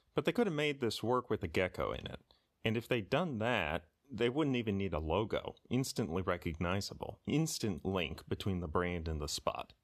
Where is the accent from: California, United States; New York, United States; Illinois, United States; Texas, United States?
Texas, United States; I grew up in Texas.